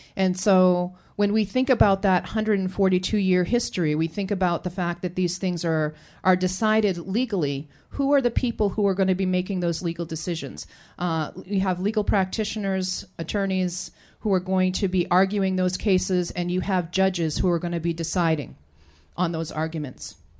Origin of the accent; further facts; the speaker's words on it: Penobscot Nation, Maine, United States; we're Penobscot people from the Penobscot Nation, and we live in relationship an inseparable relationship with the Penobscot River